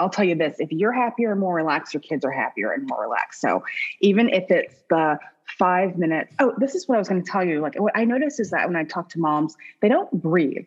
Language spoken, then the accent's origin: English; Midwest, United States; I grew up in the Midwest